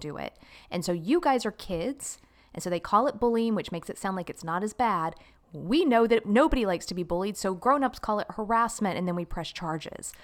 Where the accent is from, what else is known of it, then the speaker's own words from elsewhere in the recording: Jacksonville, Florida, United States; accent: Southern twang; also born or lived in Los Angeles, California; I was born in Jacksonville, Florida